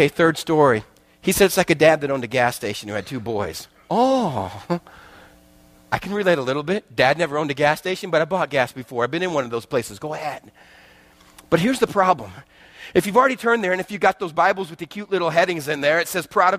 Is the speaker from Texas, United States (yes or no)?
yes; West Texas, United States; growing up in West Texas with a dad that still makes me look small